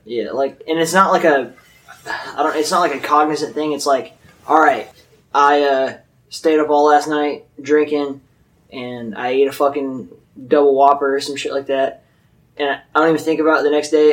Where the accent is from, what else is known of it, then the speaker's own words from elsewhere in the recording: Mobile, Alabama, United States; moved away as an adult; also born or lived in California / Arizona / Mississippi; I grew up in Mobile, Alabama, with these two fuck faces